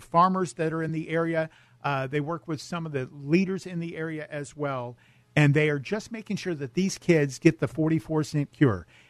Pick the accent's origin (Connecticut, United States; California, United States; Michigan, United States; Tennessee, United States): California, United States; El Cajon; moved away; I grew up in El Cajon, down in San Diego County